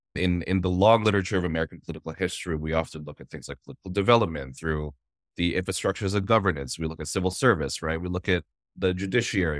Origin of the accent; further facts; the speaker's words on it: Toronto, Ontario, Canada; myself and the Filipino Toronto community associated being Filipino with those spaces